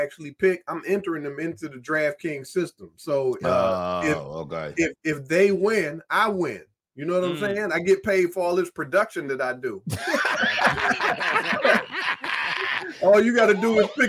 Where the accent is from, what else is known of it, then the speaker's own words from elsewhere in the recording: Washington, District of Columbia, United States; moved away as an adult; now in Baltimore, United States; born and raised in Washington, D.C., moved to Baltimore just to do radio